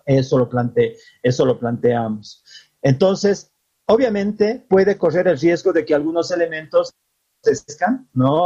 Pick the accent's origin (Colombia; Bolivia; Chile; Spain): Bolivia; nos identifica como bolivianos y bolivianas